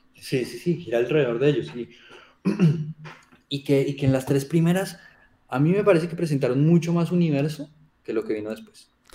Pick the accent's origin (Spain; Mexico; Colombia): Colombia; accent: Colombian; se me sale el colombiano por todo lado